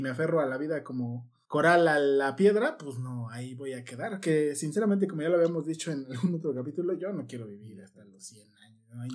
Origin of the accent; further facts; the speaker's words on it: Mexico City, Mexico; yo que soy de Iztapalandia, eran los domingos ahí en la explanada de la delegación se armaba el danzón